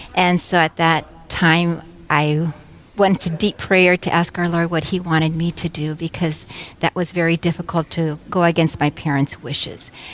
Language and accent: English; San Antonio, Texas, United States; moved away as an adult; now in Wahpeton, United States; I am from San Antonio, Texas, and I came here to Carmel of Mary 30 years ago